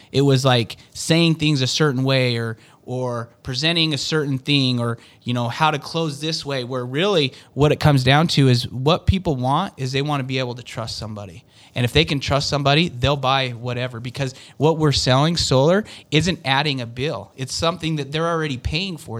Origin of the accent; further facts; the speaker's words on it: Utah, United States; I've lived in Utah my whole life. I mean, I've lived in different states and stuff, but I grew up in Utah